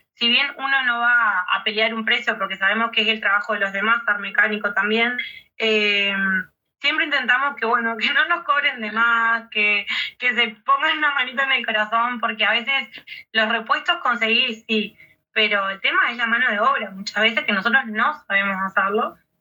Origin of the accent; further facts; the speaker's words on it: Uruguay; acá en el este de nuestro país